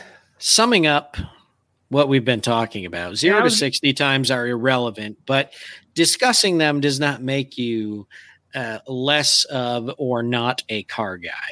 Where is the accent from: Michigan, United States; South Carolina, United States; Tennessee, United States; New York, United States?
Michigan, United States; Saginaw; I grew up near Saginaw, Michigan. I grew up in GM country